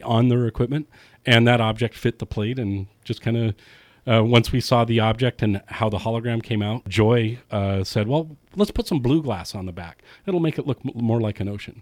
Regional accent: California, United States; also born or lived in San Francisco; I was born and raised in Lake Tahoe

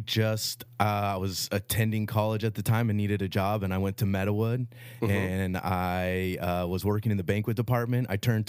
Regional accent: Sonoma, California, United States; Yeah, I grew up in Sonoma, lived in the Valley my whole entire life. My grandparents lived in Angwin for a long time

